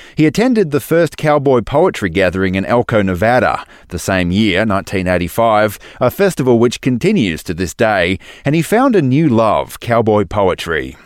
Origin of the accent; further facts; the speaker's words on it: Western Australia, Australia; Boddington is a little town in the southwest of my home state of Western Australia